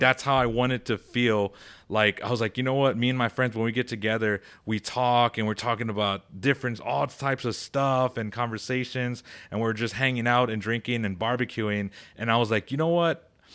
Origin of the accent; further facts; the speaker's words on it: Texas, United States; I'm from Texas